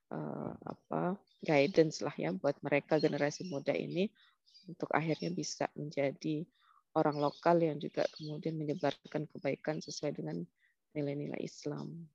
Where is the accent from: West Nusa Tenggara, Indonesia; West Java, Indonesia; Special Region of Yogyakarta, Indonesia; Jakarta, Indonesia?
West Nusa Tenggara, Indonesia; Lombok; moved away as an adult; now in Sydney, Australia; dulu datang dari Lombok karena memang asli Lombok.